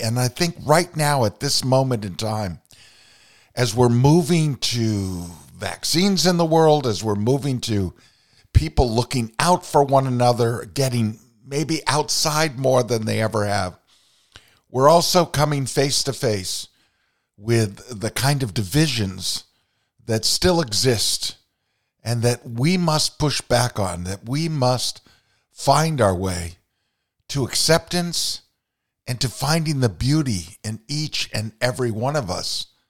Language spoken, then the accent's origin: English; Vermont, United States; growing up in Vermont